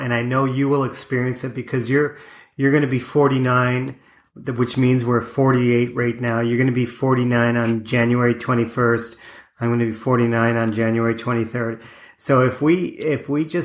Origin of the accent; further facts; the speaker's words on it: Lake Erie, small town Ontario, Canada; when I was like little town Ontario, growing up on Lake Erie